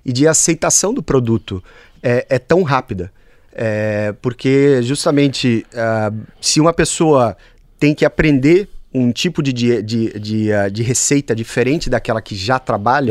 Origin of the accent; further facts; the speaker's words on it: Brazil; moved away as an adult; now in Bologna, Italy; Cresci no Brasil